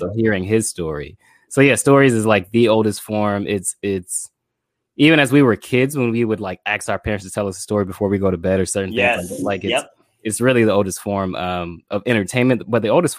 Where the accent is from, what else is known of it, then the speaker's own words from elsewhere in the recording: Pompano Beach, Florida, United States; Born and raised in Pompano Beach, Florida. I still live in Pompano Beach, Florida. I come from Haitian immigrant parents. So both of my parents are born in Haiti and came to the U.S. And I am the last of 10 children.